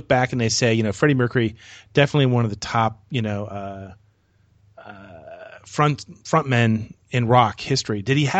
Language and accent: English; United States; also born or lived in Orlando, Florida; as an American speaking